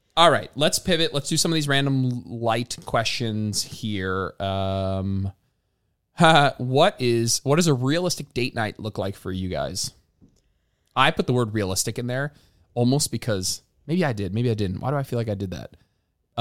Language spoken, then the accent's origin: English; New Jersey, United States; moved away as an adult; now in Austin, United States; We lived, we grew up in New Jersey. We pr-, probably both grew up, like, what, thirty minutes from MetLife